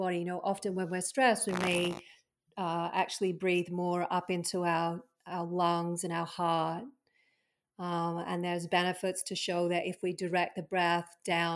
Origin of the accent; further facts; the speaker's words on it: Australia; moved away; when I was living in Australia, being an Aussie